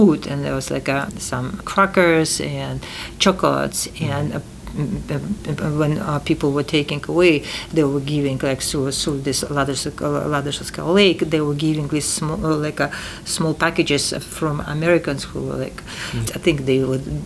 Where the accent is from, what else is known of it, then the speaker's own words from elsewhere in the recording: Tashkent, Uzbekistan; English is a second language; moved away; 10 years after the war, I was born in Tashkent.